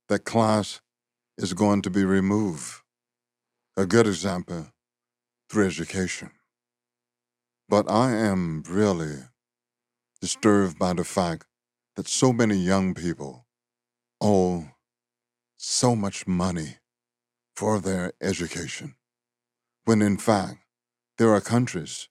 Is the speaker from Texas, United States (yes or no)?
no; Louisiana, United States; growing up in Louisiana.